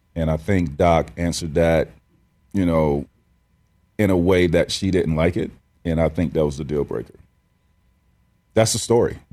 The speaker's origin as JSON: {"language": "English", "region": "Central Florida", "country": "United States", "tie": "born or raised there", "said": "I grew up in Central Florida"}